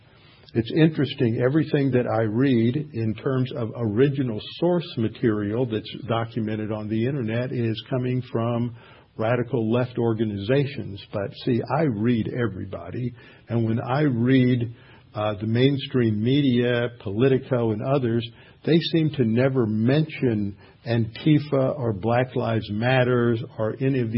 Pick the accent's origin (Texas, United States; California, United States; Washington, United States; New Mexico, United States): Texas, United States; Houston; I had a friend that I grew up with here in Houston, a lifelong friend.